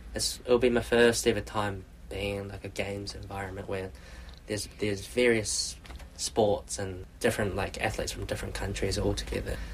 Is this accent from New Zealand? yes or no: yes; Queenstown, Otago, New Zealand; moved away as an adult; also born or lived in Invercargill; now in Auckland, New Zealand; I grew up in Queenstown. I was born in Invercargill, down south. Went to primary school, high school, all in uh, Queenstown as well